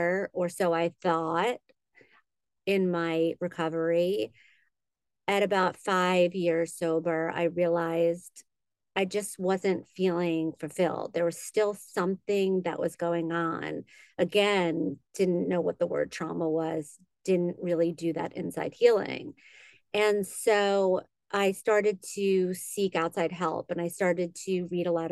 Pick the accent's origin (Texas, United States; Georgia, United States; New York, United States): New York, United States; Great Neck; moved away as an adult; now in Los Angeles, United States; I'm originally from New York. I grew up in on Long Island in Great Neck